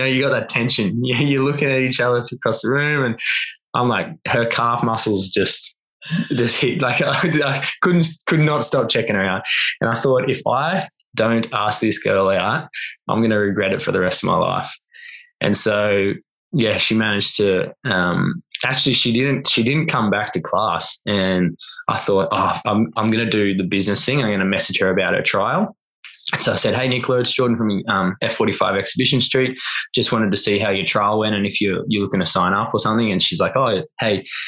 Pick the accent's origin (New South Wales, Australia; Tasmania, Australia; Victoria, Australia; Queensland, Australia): Queensland, Australia; Noosa; also born or lived in Melbourne; I moved myself away from Noosa, which is my hometown where all my mates were